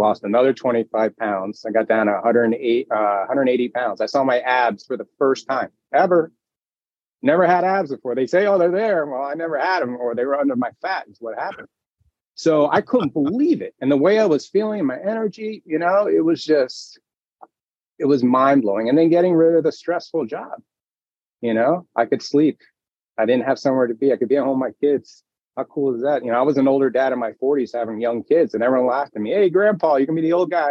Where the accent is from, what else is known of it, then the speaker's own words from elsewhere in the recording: Miami, Florida, United States; moved away; I grew up in Miami, big house, big dreams, you know, South Beach